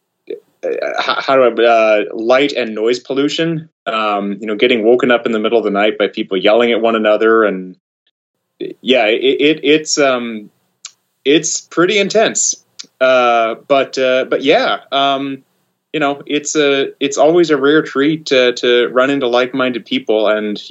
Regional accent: Oklahoma, United States; moved away; also born or lived in Japan; I grew up in Oklahoma

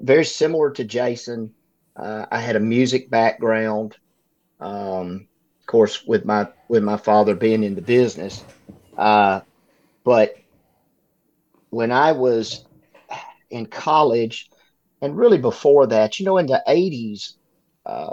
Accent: Northeast Louisiana, United States; I was born and raised in Northeast Louisiana, in a small farming community.

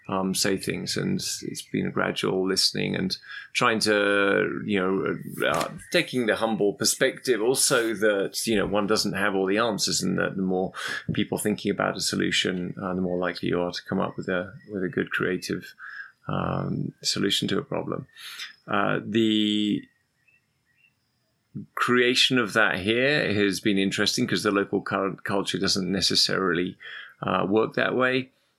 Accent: London, United Kingdom; also born or lived in Algeria; I lived in Algeria as a kid, and we always went traveling. And I was fascinated by, even though I'm from London originally

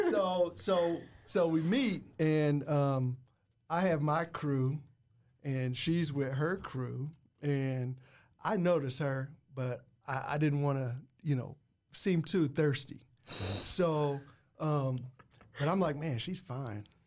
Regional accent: Muncie, Indiana, United States; I'm from Muncie, Indiana

